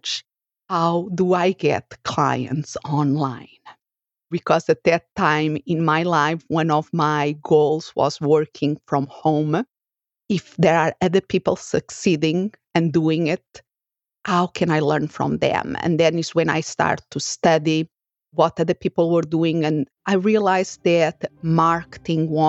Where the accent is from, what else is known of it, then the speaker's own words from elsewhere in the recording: Portugal; moved away as an adult; now in United States; I'm originally from Portugal, and I moved here to the United States